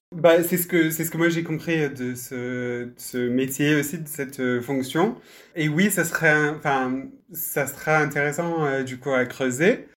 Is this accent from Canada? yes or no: no; United Kingdom; French is a second language; moved away; on pourra peut-être l'entendre euh, dans ma voix, je suis, euh, je suis britannique